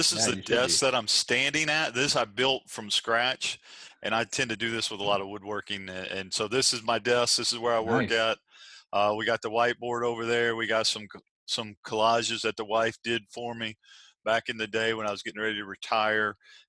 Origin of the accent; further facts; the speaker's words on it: the South, United States; now in Virginia Beach, United States; Well, we're from the South. And being from the South, you own a home without a dining room.